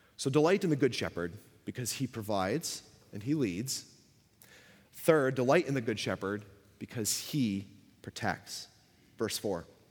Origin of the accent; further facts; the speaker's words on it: Buffalo, New York, United States; moved away as an adult; now in Canada; I grew up in Buffalo.